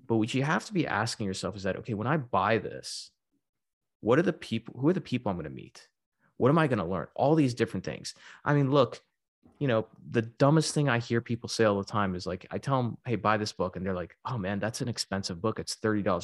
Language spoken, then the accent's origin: English; Texas, United States; also born or lived in Florida / Silicon Valley; now in Southern California, United States; I'm originally from Texas, but I was living in Florida